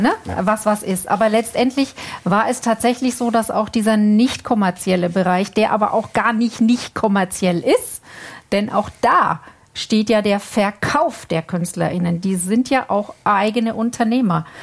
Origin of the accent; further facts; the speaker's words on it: Germany; bei uns in Deutschland